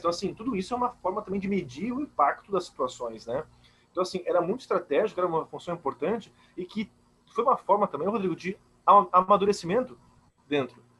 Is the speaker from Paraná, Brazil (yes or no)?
no; Blumenau, Santa Catarina, Brazil; Sou de Blumenau